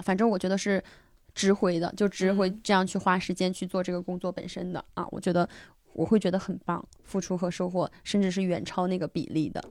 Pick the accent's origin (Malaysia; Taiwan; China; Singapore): China; a border town in southwest China; moved away as an adult; also born or lived in Chongqing; now in Beijing, China; 我小时候是在一个，呃，镇上西南的一个边陲小镇上学